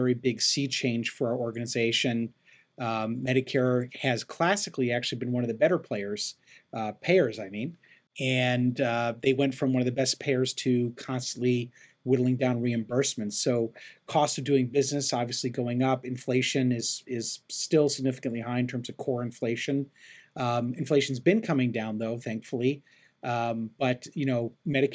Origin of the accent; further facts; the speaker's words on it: Chicago, Illinois, United States; moved away as an adult; also born or lived in Cleveland, Ohio / Phoenix, Arizona; now in Los Angeles, United States; I grew up in Chicago, and I live right now in Los Angeles, California